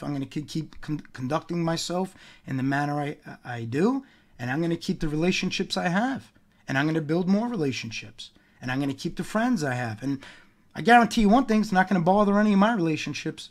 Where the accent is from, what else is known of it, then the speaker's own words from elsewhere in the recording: New York, United States; growing up in New York